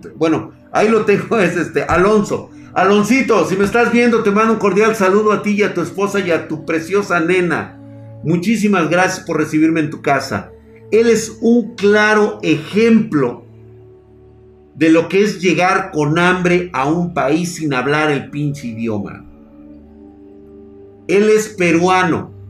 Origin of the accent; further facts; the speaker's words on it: Colombia; devolviendo la tierra que los violentos le quitaron a otros como a mi papá, y me siento realizado, soy colombiano.